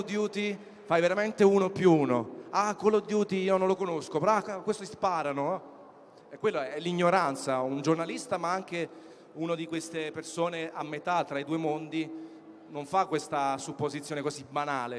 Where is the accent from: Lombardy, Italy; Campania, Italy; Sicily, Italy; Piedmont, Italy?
Campania, Italy; Naples; Io sono napoletano come tanti di voi